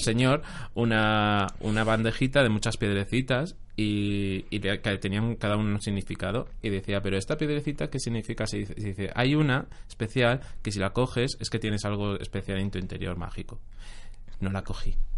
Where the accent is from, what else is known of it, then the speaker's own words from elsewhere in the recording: Jaén, Andalusia, Spain; yo soy de Jaén